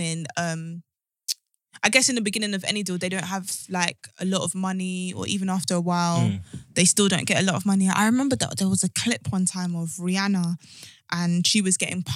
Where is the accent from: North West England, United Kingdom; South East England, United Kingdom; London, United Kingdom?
London, United Kingdom; I'm from Brixton